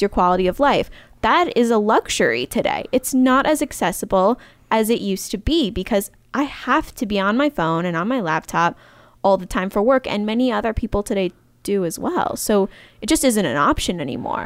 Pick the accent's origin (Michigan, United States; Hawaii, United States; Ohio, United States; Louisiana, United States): Michigan, United States; small town; moved away; I'm from Michigan, mm-hmm. small town Michigan